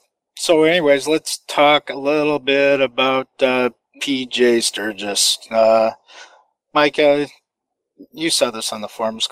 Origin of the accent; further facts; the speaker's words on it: Finland; English is a second language; even though you're from my home country of Finland.